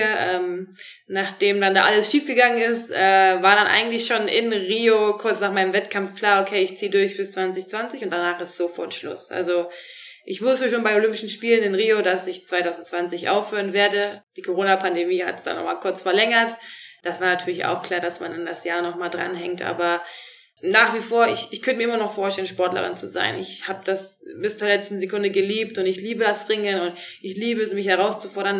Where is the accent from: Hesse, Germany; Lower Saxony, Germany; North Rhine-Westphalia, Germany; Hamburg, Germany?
North Rhine-Westphalia, Germany; moved away as an adult; now in Black Forest, Germany; in meiner Heimat im Rheinland, äh, in Neuss und Krefeld